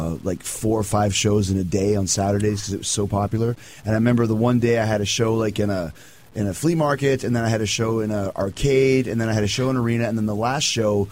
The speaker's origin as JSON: {"language": "English", "town": "Winnipeg", "region": "Manitoba", "country": "Canada", "said": "I'm from Winnipeg"}